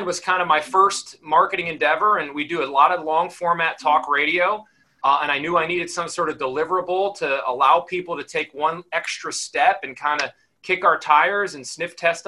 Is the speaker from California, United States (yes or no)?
no; Connecticut, United States; now in South Carolina, United States; I grew up in Connecticut